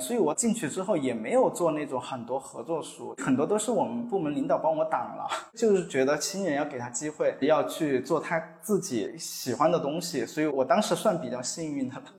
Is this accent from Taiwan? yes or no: no; Chongqing, China; 这里是我家乡嘛